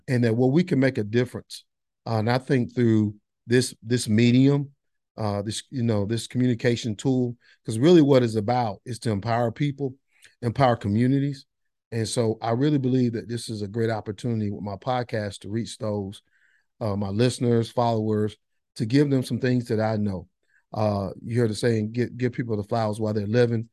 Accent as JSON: {"language": "English", "town": "Monroe", "region": "North Carolina", "country": "United States", "tie": "born or raised there", "also_born_or_lived": "Boone, North Carolina", "lives_now": "Gastonia, United States", "said": "I grew up in Monroe, North Carolina, now live in Gastonia"}